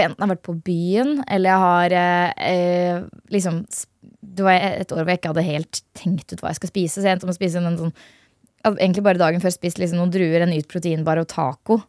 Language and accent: Norwegian; Hønefoss, Buskerud, Norway; Jeg er fra Hønefoss